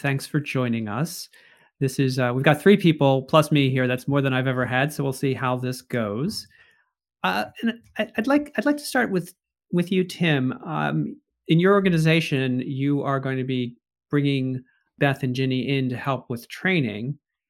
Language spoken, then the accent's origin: English; Pennsylvania, United States; moved away; As a Pennsylvanian myself